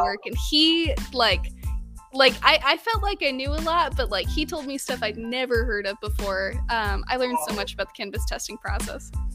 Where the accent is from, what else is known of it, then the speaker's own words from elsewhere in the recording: Southern California, United States; growing up in Southern California